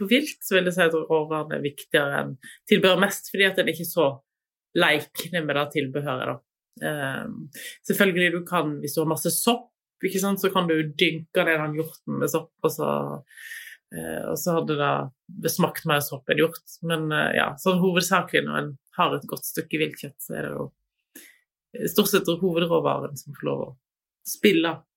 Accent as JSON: {"language": "Norwegian", "town": "Voss", "region": "Vestland", "country": "Norway", "tie": "born or raised there", "said": "der jeg vokste opp, på Voss."}